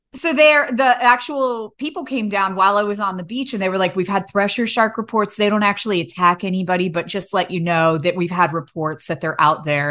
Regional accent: United States; I grew up on the Shenandoah River

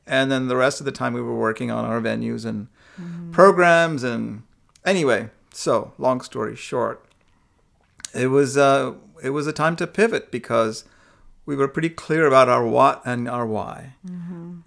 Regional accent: India; I'm from India

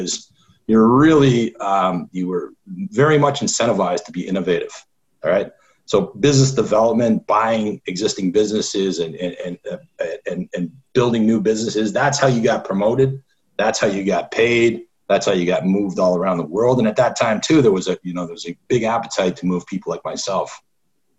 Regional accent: Toronto, Ontario, Canada; now in United States; I grew up in Canada

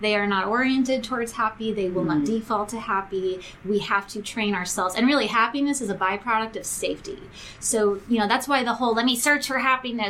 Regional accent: New York, United States; moved away; I grew up in New York. I'm a New York Jewish girl.

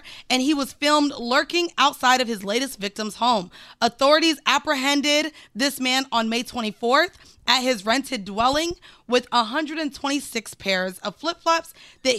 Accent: Florida, United States; I'm not from New York. I'm from Florida

